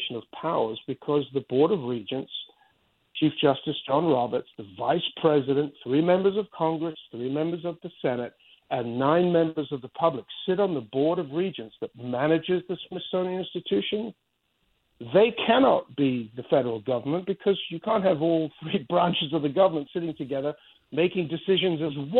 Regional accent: Spain; now in United States; I grew up in Spain where it's just a completely different world

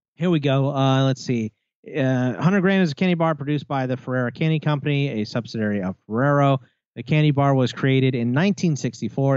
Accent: United States; I'm an American

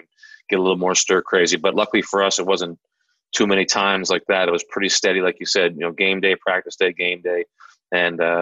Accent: Prince Edward Island, Canada; now in Boston, United States; I'm from Prince Edward Island, Canada

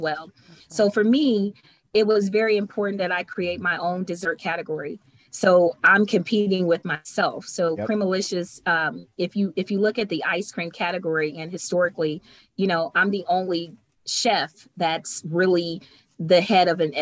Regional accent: Cleveland, Ohio, United States; moved away; I'm from Cleveland, but when I moved away and I came home

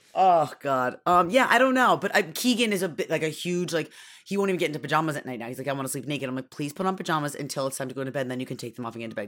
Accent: Syracuse, New York, United States; I grew up in Syracuse, Newark, where it was constantly blizzarding

